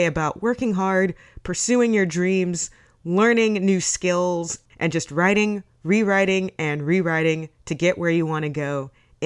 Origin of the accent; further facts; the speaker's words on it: Houston, Texas, United States; also born or lived in Sugar Land, Texas; I grew up in Houston and Sugar Land